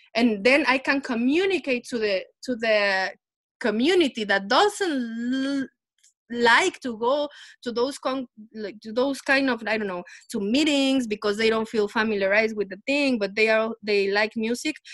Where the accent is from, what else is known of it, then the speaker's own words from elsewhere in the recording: Puebla, Mexico; moved away as an adult; now in New York City, United States; I'm from Mexico, Puebla, and I was I'm I'm I'm, I'm a stepdaughter of the Bronx now